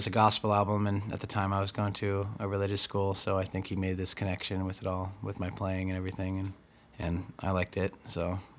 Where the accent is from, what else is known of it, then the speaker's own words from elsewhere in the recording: Tri-Cities, Washington, United States; also born or lived in California / Texas / Colorado / Okinawa; I was born in California, and then we moved to Texas, and then we moved to Colorado, and then we moved to Okinawa, and then we came back to New Mexico, and two places in New Mexico, and then we eventually moved to Washington